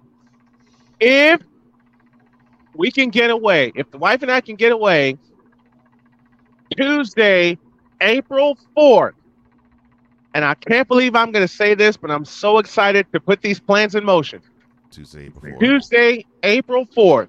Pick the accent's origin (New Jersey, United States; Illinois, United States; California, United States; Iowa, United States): Illinois, United States; Chicago; moved away; my hometown of Chicago